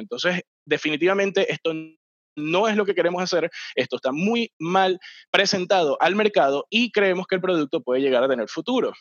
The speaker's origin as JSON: {"language": "Spanish", "country": "Venezuela", "said": "soy venezolano"}